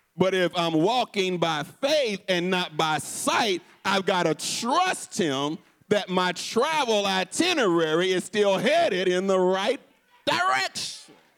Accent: Houston, Texas, United States; my hometown of Houston

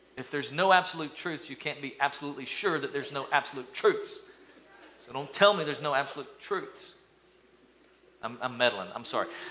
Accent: East Tennessee, United States; growing up in East Tennessee, in my little school, we lined up in the 80s, we lined up in kindergarten

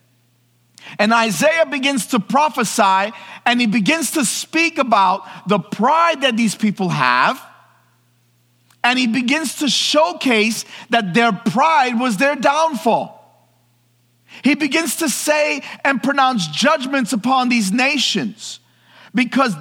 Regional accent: New York City, New York, United States; I grew up in New York City

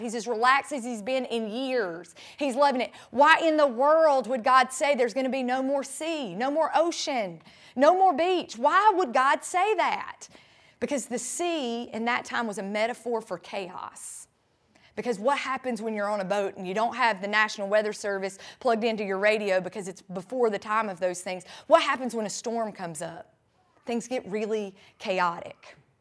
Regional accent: Sandy Ridge, North Carolina, United States; now in Tampa, United States; I grew up in Sandy Ridge, North Carolina

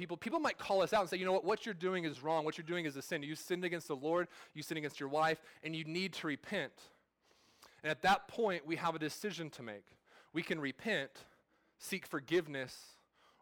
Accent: California, United States; I'm from California. I was born and raised there, but my family's not from there. We're from Oklahoma

